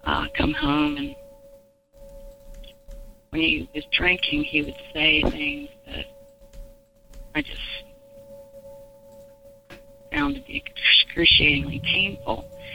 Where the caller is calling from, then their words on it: South Carolina, United States; I'm calling from South Carolina